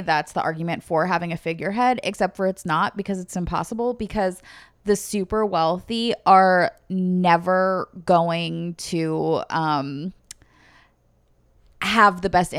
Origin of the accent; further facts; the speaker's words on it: North East England, United Kingdom; I want everyone to know that I'm a Geordie.